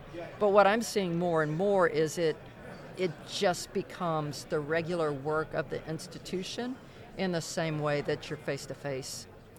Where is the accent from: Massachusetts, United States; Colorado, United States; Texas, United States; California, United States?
Texas, United States; Corsicana; Well, so understand, my hometown is in Corsicana, Texas. and small town of 20,000 people. I haven't lived there in more than 25 years, and I've lived since then border to border and coast to coast.